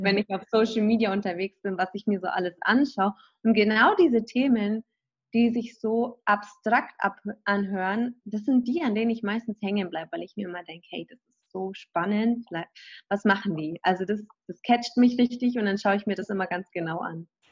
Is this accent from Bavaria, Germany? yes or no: yes; Kaufbeuren, Bavaria, Germany; moved away as an adult; now in Los Angeles, United States; ich komme ja aus Kaufbeuren, aber der ursprüngliche Ort in Kaufbeuren gibt es mal ein kleines Dorf und da bin ich aufgewachsen, in Hirschzell mit 2100 Einwohnern